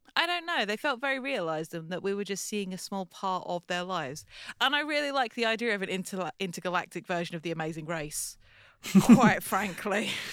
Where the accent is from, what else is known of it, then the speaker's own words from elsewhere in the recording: United Kingdom; as British people